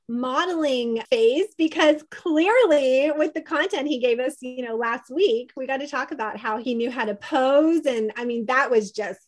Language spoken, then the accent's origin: English; Kentucky, United States; I'm from Kentucky.